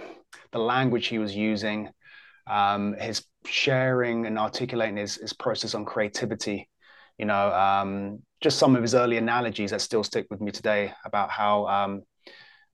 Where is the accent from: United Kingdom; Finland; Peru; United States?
United Kingdom; England; I'm English as well.